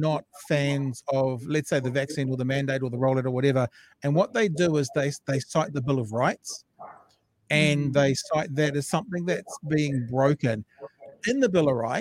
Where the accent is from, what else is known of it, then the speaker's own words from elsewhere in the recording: New Zealand; as a New Zealander